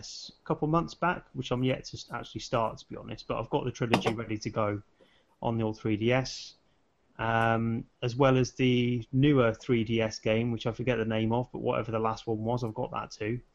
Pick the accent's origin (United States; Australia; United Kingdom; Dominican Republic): United Kingdom; me as a British consumer